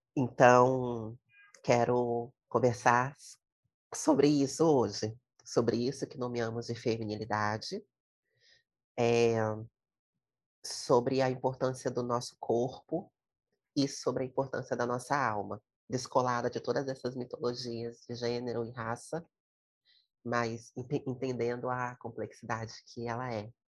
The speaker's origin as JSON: {"language": "Portuguese", "area": "Fonte Grande hill", "region": "Espírito Santo", "country": "Brazil", "tie": "born or raised there", "said": "à boca da mata da Fonte Grande, que é o morro onde eu nasci, onde eu morro"}